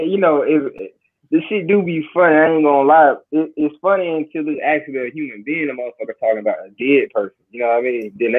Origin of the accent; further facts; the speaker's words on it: Atlanta, Georgia, United States; I grew up on Cleveland Ave.